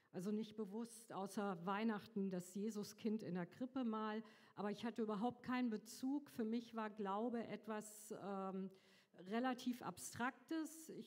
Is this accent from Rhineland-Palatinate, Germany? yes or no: yes; Trier, Rhineland-Palatinate, Germany; now in Fengendorf, Germany; ich bin 58 Jahre alt, ich wohne im schönen Fengendorf auf dem Berg, komme gebürtig aus Trier, bin verheiratet, habe drei Kinder.